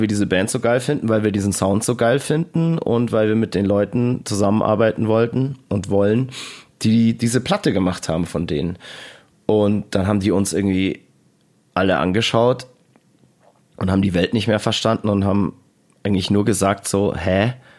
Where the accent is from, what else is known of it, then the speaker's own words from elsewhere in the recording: Germany; was wir als Deutsche hier machen